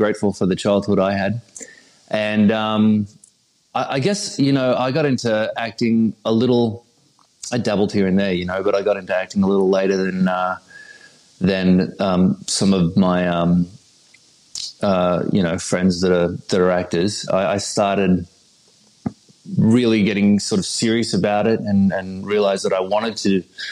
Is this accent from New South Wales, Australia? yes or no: yes; Sydney, New South Wales, Australia; accent: neutral Australian; moved away as an adult; also born or lived in Hawaii / Los Angeles; now in United States; I was born in Sydney, Australia, 1981